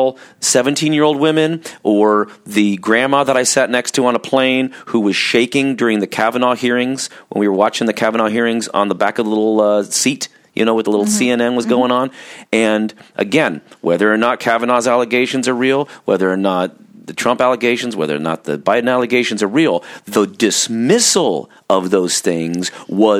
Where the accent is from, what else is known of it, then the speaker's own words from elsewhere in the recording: Orange County, California, United States; I grew up in Orange County, California, which is kind of this conservative California Bible Belt